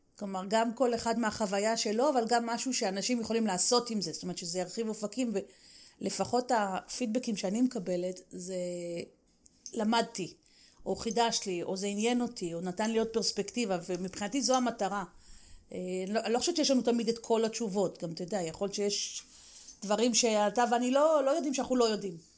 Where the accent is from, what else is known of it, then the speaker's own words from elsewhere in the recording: Israel; לנו כישראלים